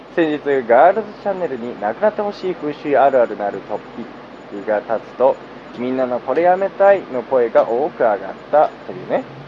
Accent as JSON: {"language": "Japanese", "town": "Tsukuba", "region": "Ibaraki", "country": "Japan", "tie": "born or raised there", "said": "自分がつくば市出身で"}